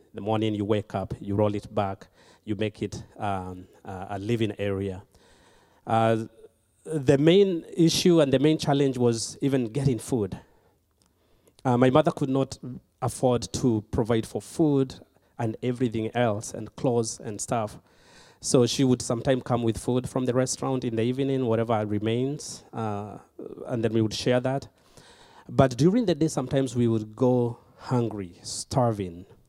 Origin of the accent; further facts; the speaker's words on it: Kenya; moved away; I was born and raised in Kenya